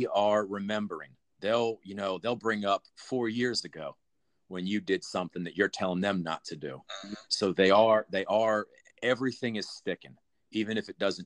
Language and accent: English; New Orleans, Louisiana, United States; I grew up in New Orleans.